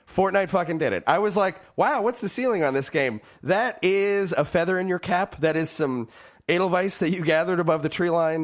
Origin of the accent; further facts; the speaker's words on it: California, United States; growing up in California